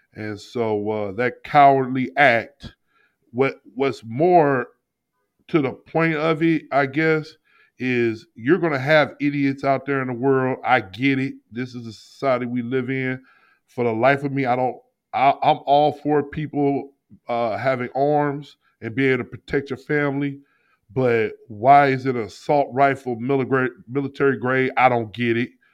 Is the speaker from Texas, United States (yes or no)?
no; St. Louis, Missouri, United States; I'm from Saint Louis